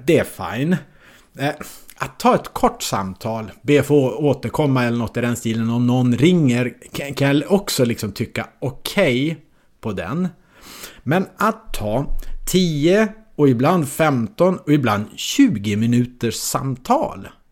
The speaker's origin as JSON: {"language": "Swedish", "region": "Norrland", "country": "Sweden", "also_born_or_lived": "Malmö", "moved": "yes", "said": "jag som norrlänning då boendes i Malmö"}